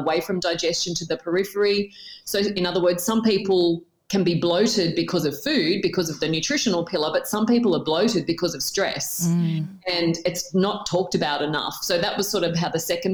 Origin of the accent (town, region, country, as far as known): Tamworth, New South Wales, Australia; born or raised there; moved away as an adult; also born or lived in Newcastle, New South Wales